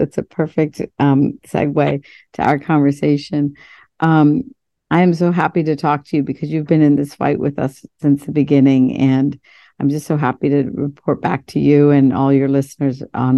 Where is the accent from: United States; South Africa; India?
India; born there; I was born in India, 1965, and I was born, you know, first generation post-colonialism.